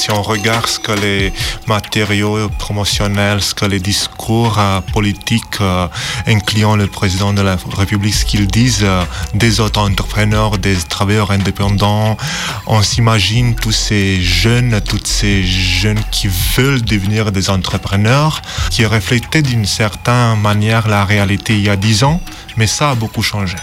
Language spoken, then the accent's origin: French; Romania; moved away; also born or lived in Manchester; je suis originaire de Roumanie